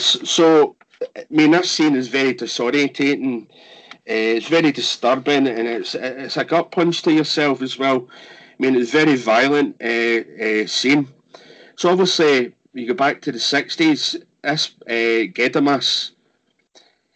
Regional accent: Scotland, United Kingdom; me being Scottish

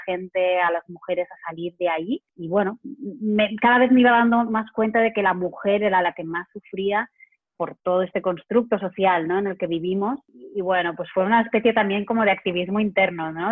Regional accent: Barcelona, Catalonia, Spain; soy de Barcelona

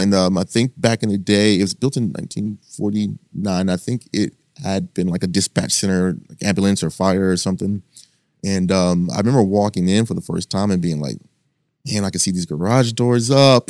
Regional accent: North Texas, United States; moved away as an adult; coming from, you know, the suburbs in, in, in North Texas

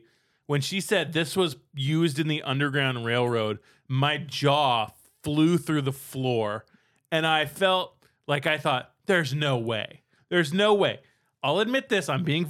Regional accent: Ontario, Canada; I am from Ontario.

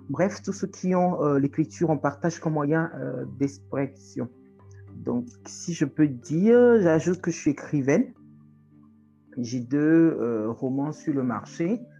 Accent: Togo; Euh, je suis togolaise euh, chargée de communication

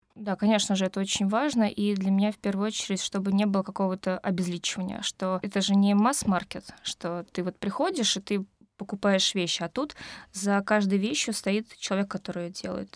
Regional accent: Moscow, Russia; Я из Москвы. Да, я здесь родилась, училась

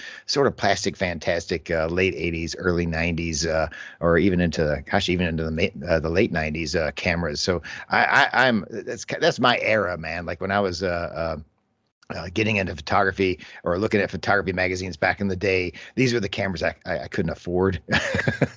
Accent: United States; growing up in America

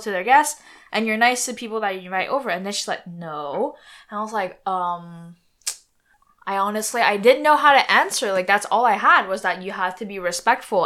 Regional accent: near Montreal, Quebec, Canada; we went to school near Montreal, so we kind of at school we grew up in that type of environment

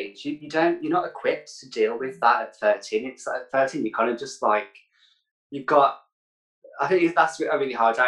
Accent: Birmingham, West Midlands, United Kingdom; author, a public speaker, mental health advocate from Birmingham. Yeah, I'm from the West Midlands.

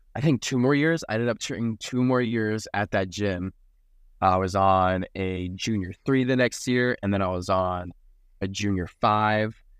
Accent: South Florida, United States; born and raised in South Florida

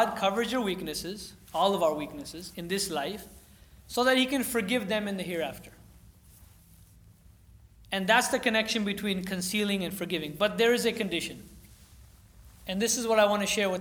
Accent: California, United States; growing up in California

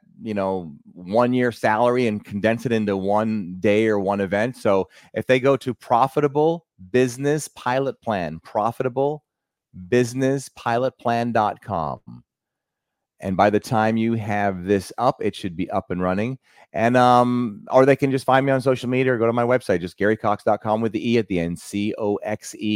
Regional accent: Jamaica; moved away; I'm originally from Jamaica

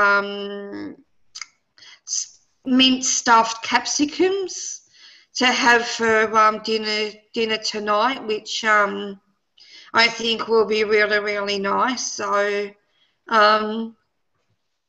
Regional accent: Poland; Being Polish

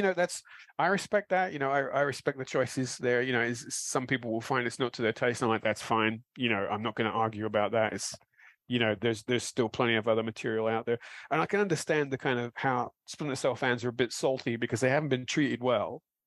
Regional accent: London, United Kingdom; born or raised there

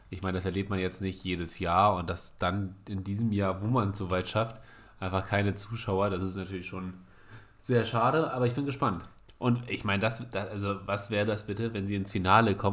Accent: Kiel, Schleswig-Holstein, Germany; wir als Kieler.

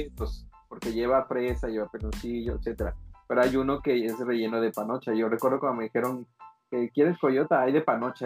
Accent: Yucatán, Mexico; now in Quintana Roo, Mexico; yo la palabra panocha no la conocía hasta que salí de Yucatán

